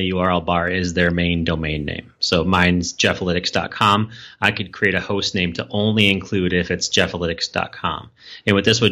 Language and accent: English; Minneapolis, Minnesota, United States; my home state and hometown in Minneapolis.